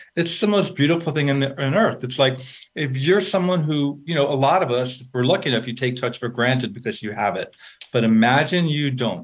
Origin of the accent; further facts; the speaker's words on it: New York, United States; I'm a from New York